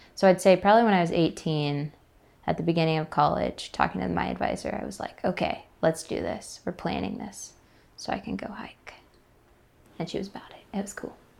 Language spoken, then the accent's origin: English; Atlanta, Georgia, United States; I'm from Atlanta, Georgia